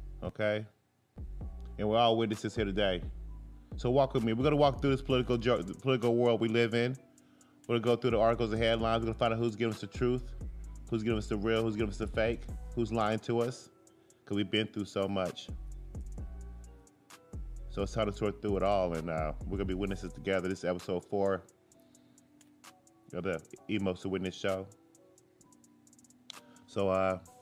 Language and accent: English; United States; I'm just an American